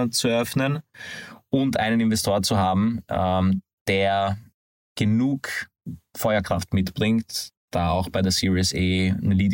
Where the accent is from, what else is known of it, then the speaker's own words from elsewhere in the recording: Hungary; Ich, wie man das vom Namen vielleicht äh, hört, bin aber ein gebürtiger Ungar